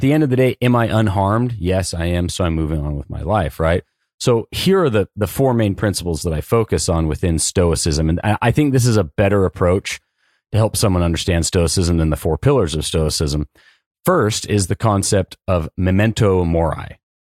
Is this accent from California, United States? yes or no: yes; Southern California, United States; born and raised in Southern California